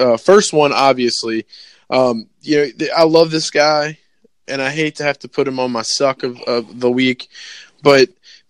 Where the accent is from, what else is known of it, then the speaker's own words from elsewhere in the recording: Colorado, United States; I'm from Colorado.